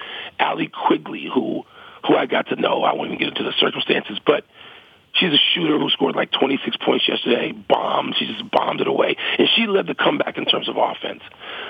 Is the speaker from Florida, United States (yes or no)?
no; Chicago, Illinois, United States; I'm from Chicago, dude. I'm only from one place.